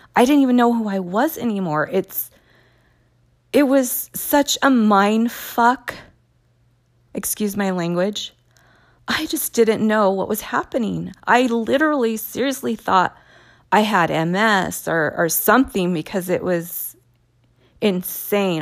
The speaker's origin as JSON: {"language": "English", "region": "California", "country": "United States", "tie": "born or raised there", "said": "I was born and raised here in California"}